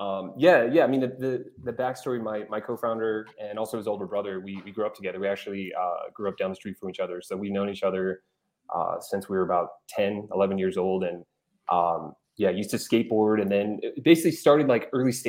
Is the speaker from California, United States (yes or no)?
yes; Seal Beach, California, United States; also born or lived in Los Angeles; I grew up not too far away in Seal Beach